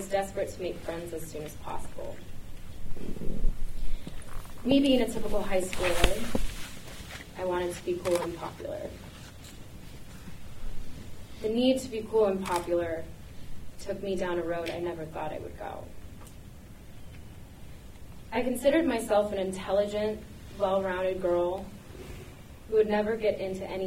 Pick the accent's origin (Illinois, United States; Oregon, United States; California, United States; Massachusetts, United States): Oregon, United States; Portland; my childhood growing up in Portland